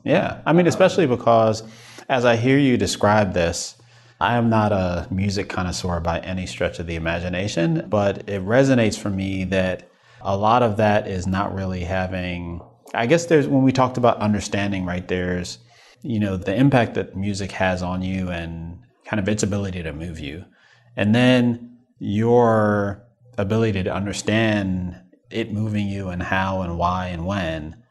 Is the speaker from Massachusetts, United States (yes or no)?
no; New York, United States; now in Midwest, United States; as a New Yorker